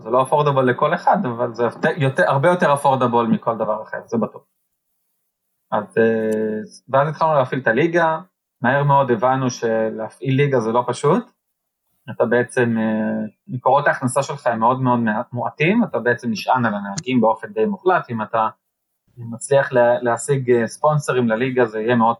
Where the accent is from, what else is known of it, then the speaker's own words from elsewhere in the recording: Israel; לנו בתור ישראלים